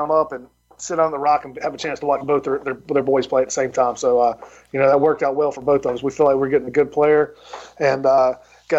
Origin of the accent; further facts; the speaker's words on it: South Carolina, United States; I'm from South Carolina. We say he's got long arms.